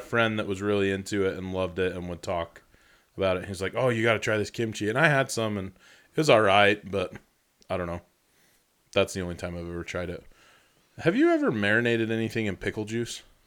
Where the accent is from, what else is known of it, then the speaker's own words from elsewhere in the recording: Rexburg, Idaho, United States; I grew up in Rexburg. We were three hours from Yellowstone